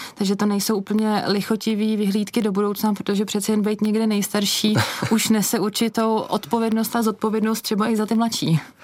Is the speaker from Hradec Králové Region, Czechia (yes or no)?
yes; Špindlerův Mlýn, Hradec Králové Region, Czechia; Já jsem vyrůstala ve Špindlu